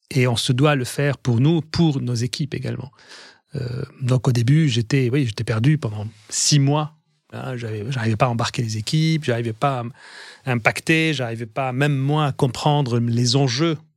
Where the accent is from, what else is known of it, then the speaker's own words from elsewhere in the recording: France; en tant que Français, c'est vrai qu'on a un, avantage. Il l'image de la France, l'histoire de la France, la culture française nous ouvre beaucoup de portes.